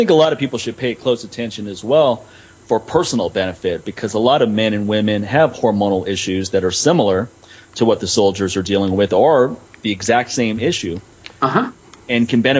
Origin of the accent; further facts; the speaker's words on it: Washington, District of Columbia, United States; moved away; also born or lived in Los Angeles; I grew up in Washington, D.C.